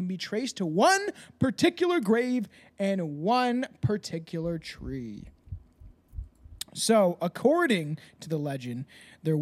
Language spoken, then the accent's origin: English; Canada; I'm Canadian